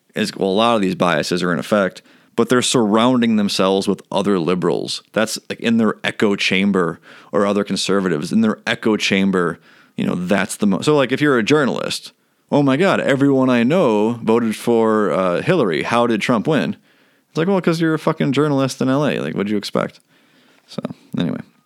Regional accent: United States; I'm an American

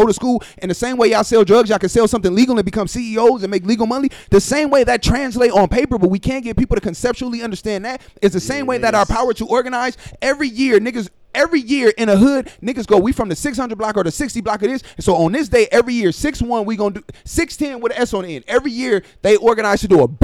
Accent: Compton, California, United States; I'm from Compton

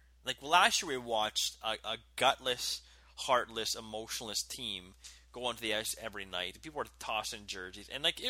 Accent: St. Stephen, New Brunswick, Canada; my hometown, St. Stephen, New Brunswick.

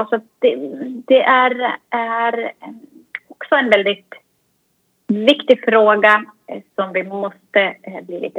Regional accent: Finland; det här svenska som jag kommer från Finland, det svenska, eh, ingen minns en fegis och det finska

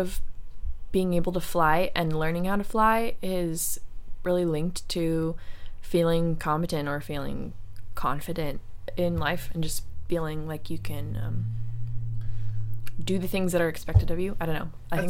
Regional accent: San Jose, California, United States; also born or lived in Santa Cruz Mountains, above Cupertino, California; we were born and raised in Willow Glen, but then we moved up into the foothills above Cupertino. So back like in the Santa Cruz Mountains, we lived on 260 acres. So we went from that suburbia to living out on an orchard in the mountains.

